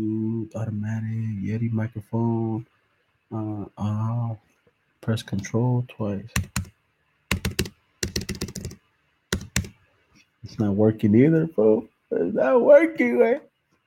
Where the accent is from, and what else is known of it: Salinas, California, United States; born or raised there